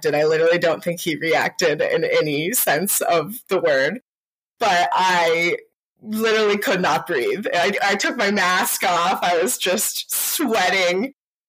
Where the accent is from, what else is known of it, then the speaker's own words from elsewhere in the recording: Carmel, Indiana, United States; also born or lived in Chicago / Nashville; So I grew up in Carmel, Indiana.